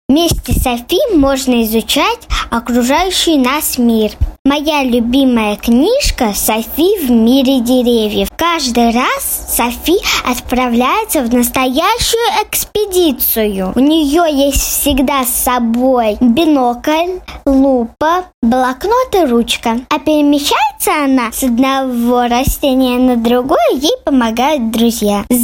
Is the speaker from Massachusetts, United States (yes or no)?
no; New York, United States; мне 7 лет. Я родилась и живу в Нью-Йорке. Я очень люблю читать книги на русском языке.